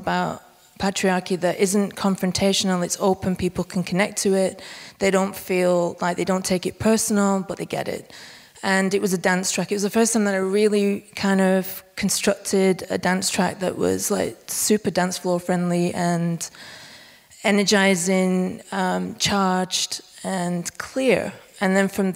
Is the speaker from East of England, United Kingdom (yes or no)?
no; Bolton, North West England, United Kingdom; now in Berlin, Germany; I'm originally from a village called Dunsker on the outskirts of Bolton, which is northwest UK, like right up in the north.